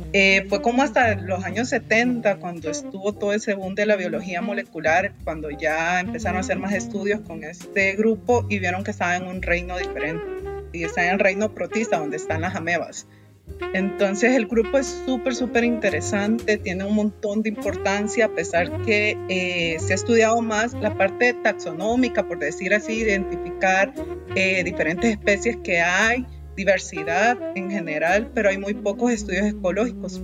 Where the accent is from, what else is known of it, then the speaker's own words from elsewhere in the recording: Honduras; moved away as an adult; now in Costa Rica; soy hondureña